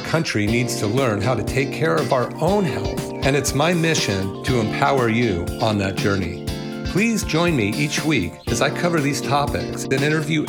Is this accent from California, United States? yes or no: yes; Bay Area, California, United States; when I was a kid growing up in the Bay Area